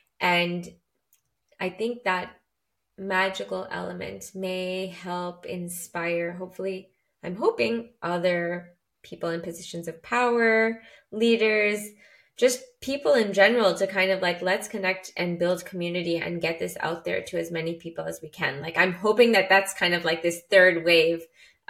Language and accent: English; Canada; I'm from Canada